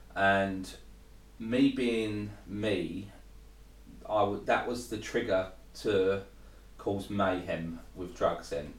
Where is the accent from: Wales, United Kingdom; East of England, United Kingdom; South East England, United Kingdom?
East of England, United Kingdom; Thurrock; moved away as an adult; also born or lived in Hemel Hempstead / Southend; I grew up in Thurrock.